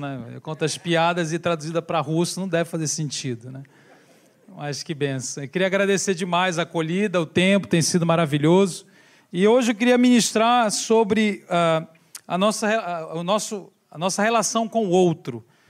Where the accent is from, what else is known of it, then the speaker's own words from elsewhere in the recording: Belém, Pará, Brazil; now in São Paulo, Brazil; Viemos lá do Brasil, moramos em São Paulo, mas somos lá de Belém do Pará, no norte do Brasil